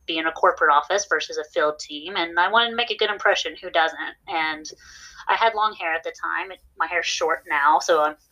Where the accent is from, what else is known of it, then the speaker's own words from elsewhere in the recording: West Virginia, United States; now in Dallas, United States; I'm originally from West Virginia, and in West Virginia, people don't really like difference